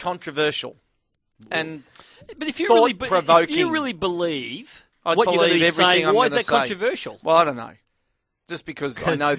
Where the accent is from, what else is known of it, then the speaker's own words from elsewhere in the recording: Nathalia, Victoria, Australia; I was growing up in Nathalia at the time